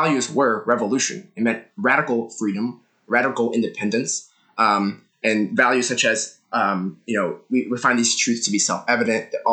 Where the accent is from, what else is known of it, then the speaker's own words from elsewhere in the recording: United States; my parents moved here and I was born in the United States